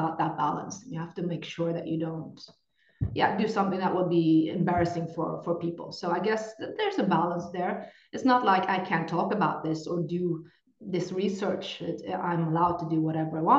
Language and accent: English; Norway; English is a second language; I come from Norway